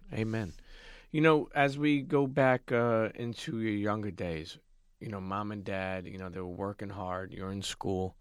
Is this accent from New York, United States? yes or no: yes; New York City, New York, United States; I grew up in Brooklyn